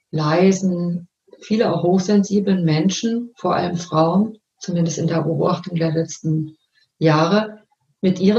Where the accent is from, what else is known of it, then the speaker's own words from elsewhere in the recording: North Rhine-Westphalia, Germany; ich bin ja aus dem Ruhrgebiet geboren und da ging man an Karneval verkleidet in die Schule